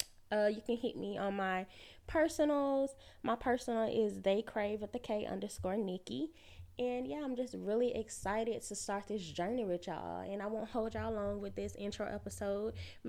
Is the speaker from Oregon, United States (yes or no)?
no; Alabama, United States; now in Atlanta, United States; I'm 29 years old. I live in Atlanta. I'm from Alabama.